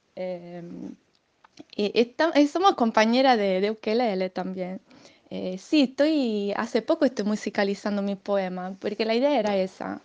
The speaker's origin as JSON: {"language": "Spanish", "region": "Sardinia", "country": "Italy", "second_language": "Spanish", "said": "aunque sea italiana, escribo poema en castellano"}